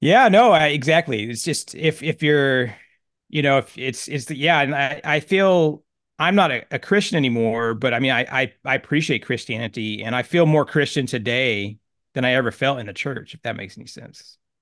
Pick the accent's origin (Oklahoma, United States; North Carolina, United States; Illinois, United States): Oklahoma, United States; I grew up in Oklahoma, a small town, about eight thousand people